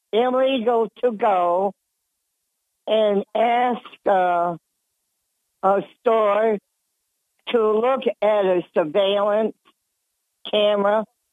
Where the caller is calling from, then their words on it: Dickinson, New York, United States; Hi, Bob. It's … from the town of Dickinson.